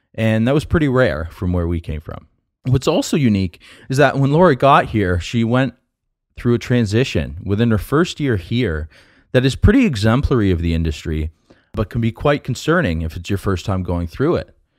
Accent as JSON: {"language": "English", "town": "London", "region": "Ontario", "country": "Canada", "tie": "born or raised there", "moved": "as an adult", "lives_now": "San Francisco, United States", "said": "growing up in London, Ontario"}